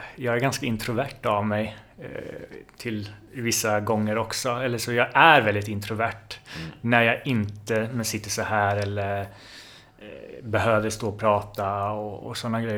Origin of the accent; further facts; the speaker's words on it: Jönköping, Jönköping County, Sweden; moved away as an adult; also born or lived in Linköping / Stockholm; Jag kommer från början från Jönköping. Mm. Där jag är född och uppväxt.